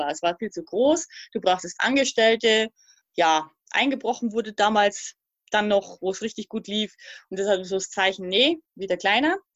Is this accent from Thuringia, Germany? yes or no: yes; Thuringia, Germany; also born or lived in Upper Palatinate; now in Portugal; also ich komme ursprünglich aus der DDR hm.